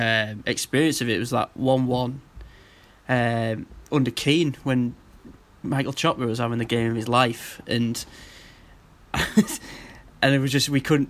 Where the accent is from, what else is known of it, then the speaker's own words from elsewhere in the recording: Manchester, North West England, United Kingdom; I grew up in Manchester